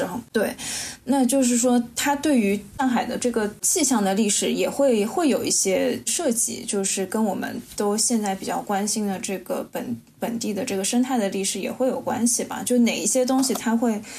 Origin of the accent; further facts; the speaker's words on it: Shanghai, China; 因为我也是上海人嘛，所以其实就像是崔杰刚刚提到的，在城市空间的角度作为一个历史的见证的这个过程，其实也并不是特别的了解。